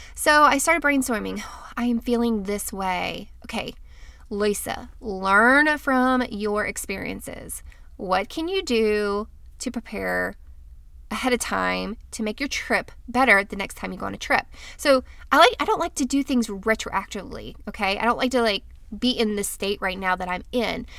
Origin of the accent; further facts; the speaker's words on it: Florida, United States; I'm from Florida